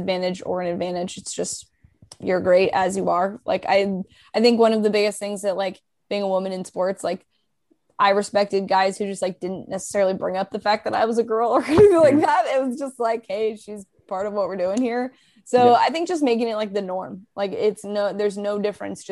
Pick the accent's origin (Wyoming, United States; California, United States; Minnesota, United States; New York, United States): California, United States; Livermore; also born or lived in Pleasanton; I'm from Livermore